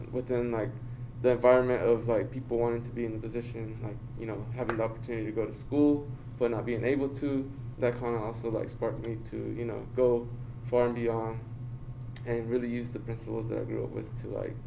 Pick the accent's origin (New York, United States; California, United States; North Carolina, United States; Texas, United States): North Carolina, United States; Burlington; I'm from Burlington, North Carolina